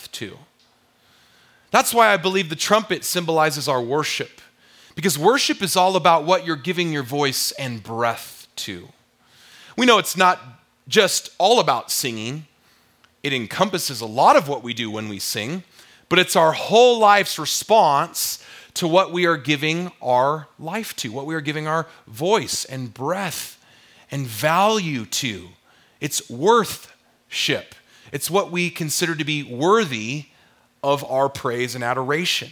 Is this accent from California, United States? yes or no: yes; South Orange County, California, United States; we were growing up in South Orange County, California